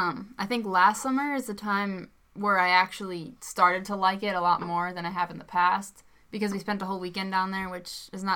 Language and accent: English; Chicago, Illinois, United States; people always say I'm from Chirac